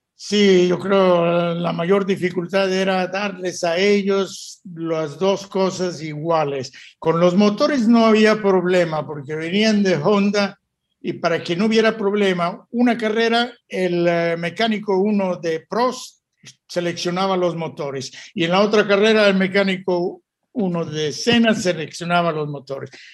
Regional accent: Mexico; moved away as an adult; also born or lived in England / Italy; como mexicano

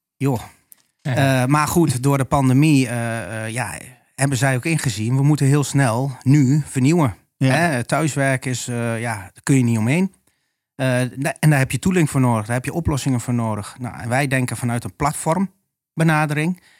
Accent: Almelo, Overijssel, Netherlands; also born or lived in Haarlem; now in Oldenzaal, Netherlands; geboren en gebogen tukker. Ja. Ras echt. En woon in Oldenzaal. ben geboren in Almelo.

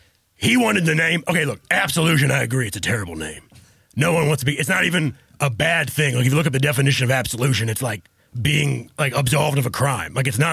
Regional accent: Texas, United States; I'm a family man. I'm born and raised in Texas.

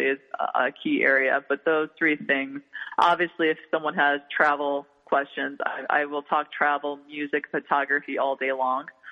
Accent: New York City, New York, United States; New Yorkers always feel like we're always a New Yorker forever

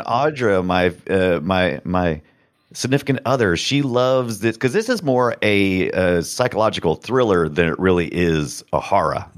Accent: United States; I'm American

